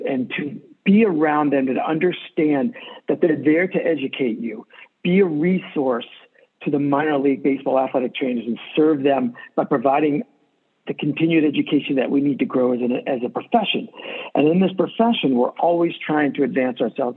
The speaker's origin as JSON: {"language": "English", "region": "Maine", "country": "United States", "tie": "born or raised there", "also_born_or_lived": "New York", "said": "I grew up in Maine, moved to Maine when I was eight years old from New York."}